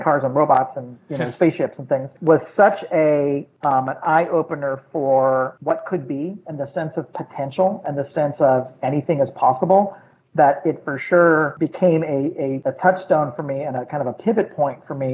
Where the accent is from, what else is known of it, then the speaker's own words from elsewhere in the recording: St. Louis, Missouri, United States; I grew up in St. Louis in the Midwest